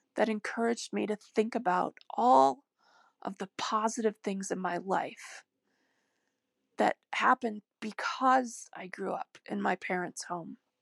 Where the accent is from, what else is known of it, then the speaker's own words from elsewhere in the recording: United States; I was born in America